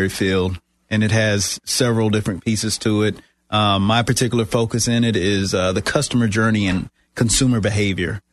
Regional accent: South Carolina, United States; moved away as an adult; now in Florida, United States; I'm originally from South Carolina

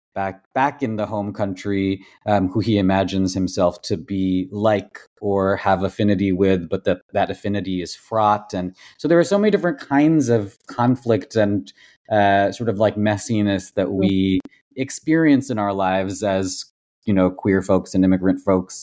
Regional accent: Massachusetts, United States; also born or lived in Tamil Nadu, India / Kolkata, India; moved to the States, moved to Massachusetts when I was five

